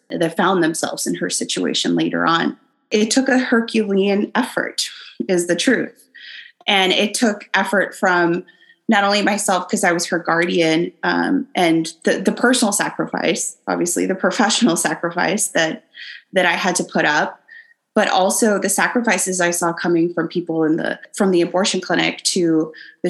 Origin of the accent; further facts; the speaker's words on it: the Valley, Texas, United States; I'm from the Valley. It is rural